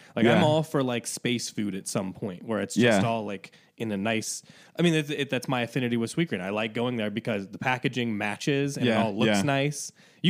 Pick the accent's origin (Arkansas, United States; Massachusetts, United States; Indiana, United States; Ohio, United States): Indiana, United States; Northeast; moved away; also born or lived in Chicago; Northeast Indiana.